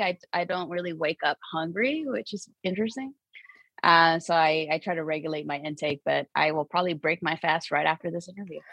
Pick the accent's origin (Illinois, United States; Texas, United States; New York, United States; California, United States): California, United States; San Diego; born and raised in Barrio Logan